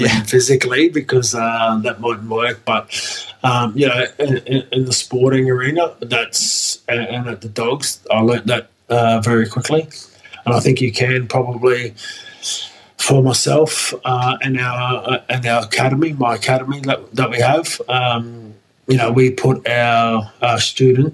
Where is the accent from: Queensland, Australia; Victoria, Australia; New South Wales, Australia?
Queensland, Australia; Brisbane; I grew up in Brisbane